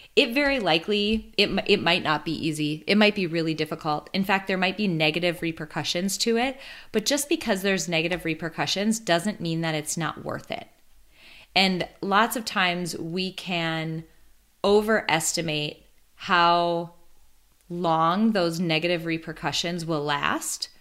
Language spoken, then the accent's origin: English; Midwest, United States; I grew up in the Midwest. My the majority of my life I've spent here